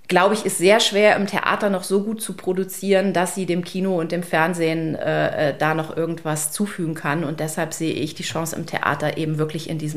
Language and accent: German; Germany; ich komme nicht aus Bremen, aber aus der Nähe